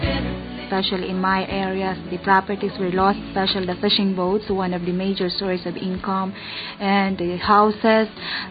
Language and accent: English; Philippines; also born or lived in San Miguel Island; from the Philippines